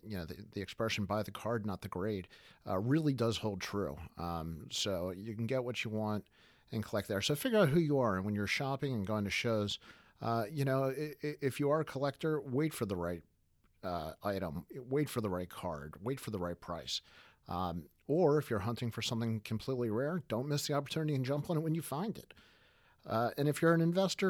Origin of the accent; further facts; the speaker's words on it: Baltimore, Maryland, United States; We're in Baltimore